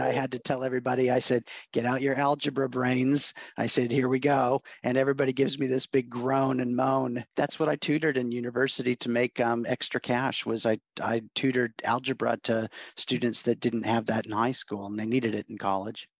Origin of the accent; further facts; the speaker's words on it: Oregon, United States; also born or lived in Los Angeles, California / Portland, Oregon; I was born in Los Angeles, actually and when I was a year old, my folks moved up to Oregon farm area